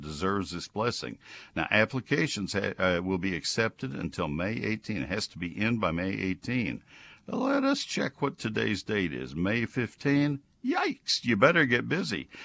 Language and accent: English; College Station, Texas, United States; College Station, my hometown, my other hometown where I grew up.